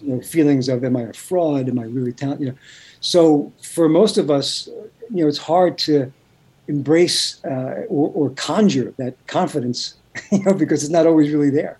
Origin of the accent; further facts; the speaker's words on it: New York City, New York, United States; I grew up in Brooklyn.